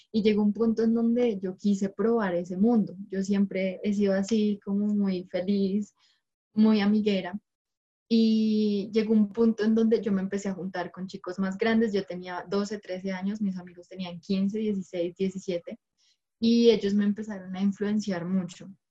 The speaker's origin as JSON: {"language": "Spanish", "region": "Bogotá", "country": "Colombia", "said": "soy de la ciudad de Bogotá"}